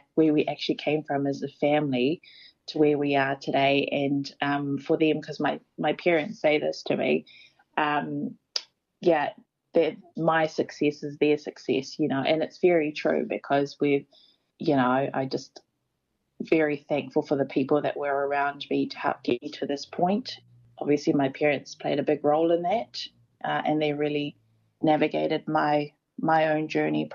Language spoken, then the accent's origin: English; Auckland, New Zealand; I'm also from Te Atatū.